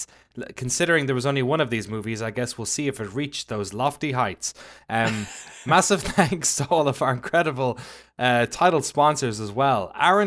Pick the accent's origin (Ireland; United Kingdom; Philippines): Ireland; it was kind of a podcast because I'm Irish.